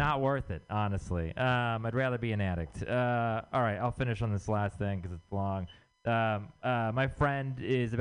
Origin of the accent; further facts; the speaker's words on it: Texas, United States; moved away; I'm from Texas